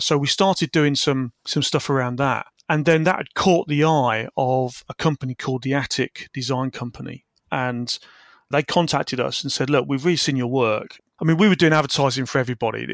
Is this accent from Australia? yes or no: no; Peterborough, East of England, United Kingdom; also born or lived in Wisbech, Cambridgeshire / Falmouth; I grew up in Peterborough, Cambridgeshire